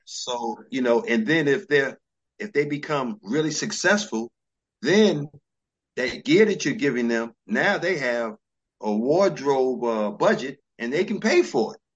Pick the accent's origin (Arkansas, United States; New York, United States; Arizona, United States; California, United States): New York, United States; New York City; born or raised there; also born or lived in DC area